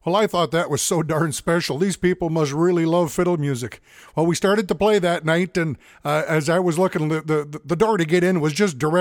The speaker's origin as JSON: {"language": "English", "town": "St. Paul", "region": "Alberta", "country": "Canada", "also_born_or_lived": "Edmonton", "said": "I come from St. Paul, Alberta, up in cold Canada here in December"}